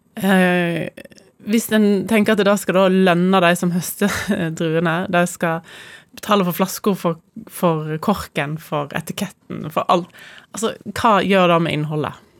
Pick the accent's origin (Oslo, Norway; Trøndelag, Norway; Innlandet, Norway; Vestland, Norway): Vestland, Norway; Voss; jeg kommer fra Voss, så mitt forhold til eldehus er veldig sterkt